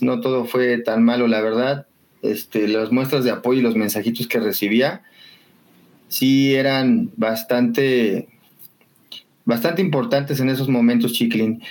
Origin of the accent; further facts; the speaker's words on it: Xochimilco, Mexico City, Mexico; yo soy de aquí de Sochi